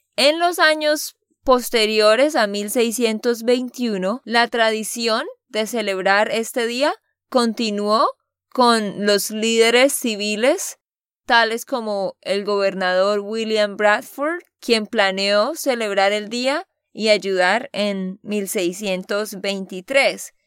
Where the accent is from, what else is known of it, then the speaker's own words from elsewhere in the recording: Santander, Colombia; de Santander, Colombia